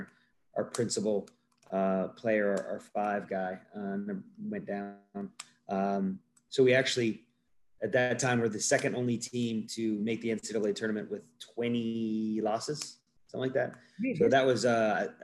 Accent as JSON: {"language": "English", "region": "Northwest Ohio", "country": "United States", "tie": "born or raised there", "also_born_or_lived": "Upland, Indiana", "moved": "as an adult", "said": "I am originally from Northwest Ohio. I grew up in a small, little country town."}